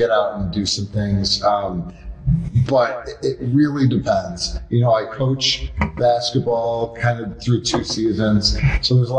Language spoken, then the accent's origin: English; Fairport, New York, United States; our, you know, original hometown here